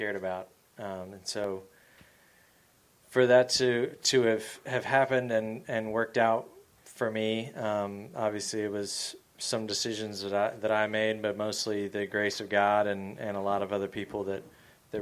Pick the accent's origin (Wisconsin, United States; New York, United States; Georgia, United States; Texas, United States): Georgia, United States; growing up in Georgia